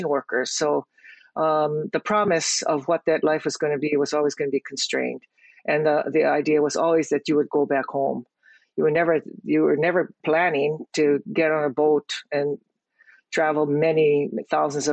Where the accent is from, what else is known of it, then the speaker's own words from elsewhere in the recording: Hawaii, United States; I am born and raised in Hawaii.